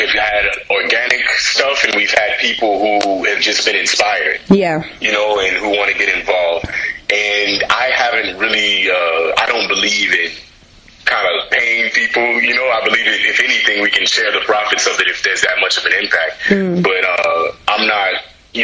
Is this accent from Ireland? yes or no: no; United States; also born or lived in Ghana; as an American Ghanaian kind of raised